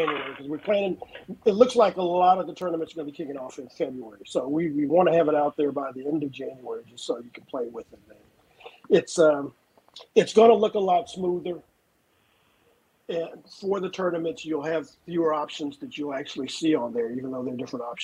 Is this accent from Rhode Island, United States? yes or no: no; near Houston, Texas, United States; I am one of the few native Texans